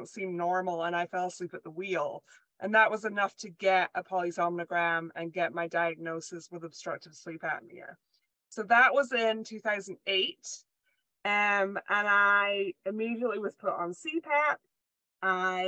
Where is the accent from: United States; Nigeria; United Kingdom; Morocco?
United Kingdom; Scotland; moved away; I was born and raised in Scotland